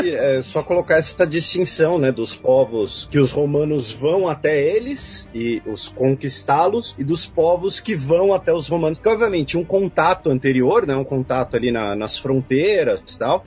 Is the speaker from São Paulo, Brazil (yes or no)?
yes; São Paulo, Brazil; eu sou o único paulistano nesse podcast